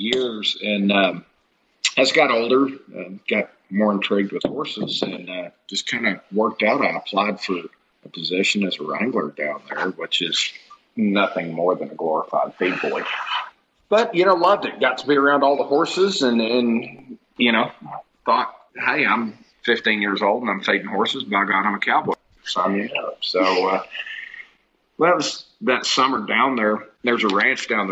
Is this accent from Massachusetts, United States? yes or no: no; Snyder, Texas, United States; I'm from the little town of Snyder, Texas. Grew up there.